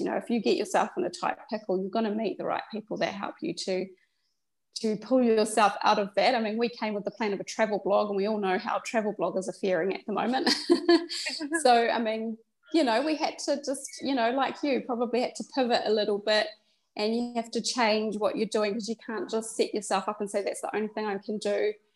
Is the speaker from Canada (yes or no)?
no; New Zealand; moved away; also born or lived in Australia; originally we're from New Zealand as our country of citizenship, but we were living in Australia.